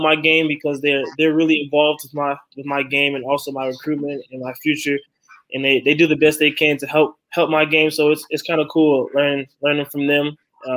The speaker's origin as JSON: {"language": "English", "town": "Flint", "region": "Michigan", "country": "United States", "tie": "born or raised there", "said": "Growing up in Flint"}